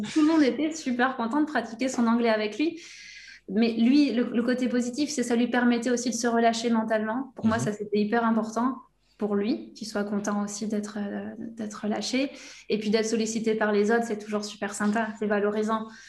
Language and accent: French; between Bordeaux and the Basque Country, Nouvelle-Aquitaine, France; je viens de, de, la région Aquitaine, entre Bordeaux et le Pays Basque.